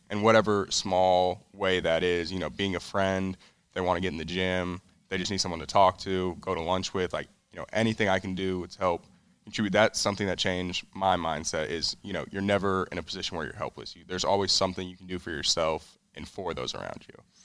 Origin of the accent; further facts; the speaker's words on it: Colorado, United States; now in California, United States; I'm originally from Colorado. That's where I Well, that's where I grew up and went to high school, but I live in, uh, California now. That's where I was born